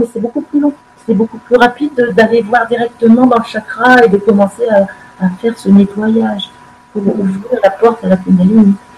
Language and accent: French; France; chez nous en France